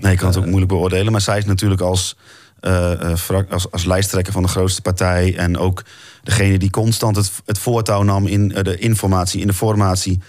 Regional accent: Overijssel, Netherlands; moved away; Ik kom ook uit Overijssel

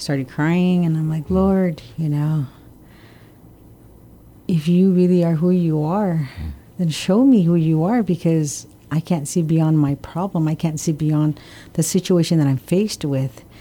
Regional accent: Guam; also born or lived in Oregon / Hawaii; I was born and raised here in Guam in 1966

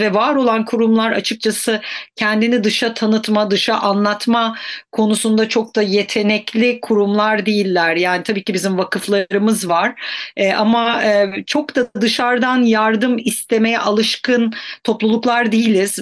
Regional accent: Mersin, Turkey; also born or lived in Antakya; bir Antakyalı olarak, Mersin'de büyümüş bir Antakyalı olarak

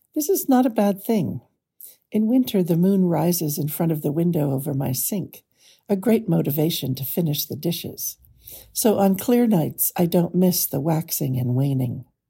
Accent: California, United States; I grew up in California

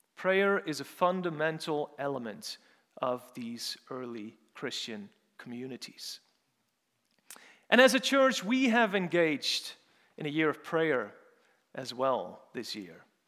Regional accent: Urk, Flevoland, Netherlands; moved away; also born or lived in St Andrews; I'm, so I'm from the Netherlands, for those of you who don't know, and I'm more specifically from a small town called, called Urk

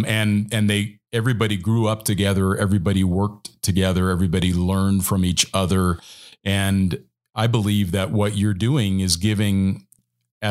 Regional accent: United States; growing up as an American

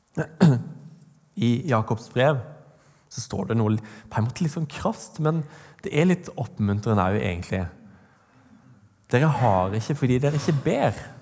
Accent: Vegårshei, Agder, Norway; moved away; Jeg Kommer fra Vegårs her, på Sørlandet.

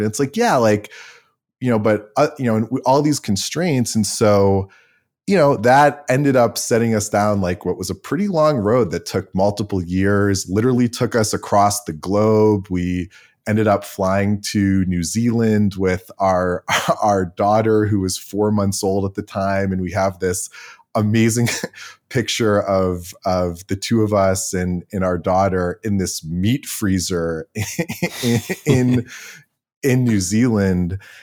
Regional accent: Cleveland, Ohio, United States; I grew up in Cleveland with a somewhat ridiculously high number of dogs

